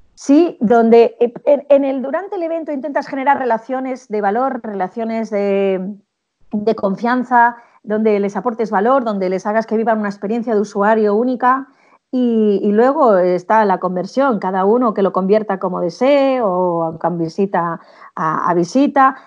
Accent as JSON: {"language": "Spanish", "country": "Spain", "said": "en España somos latinos"}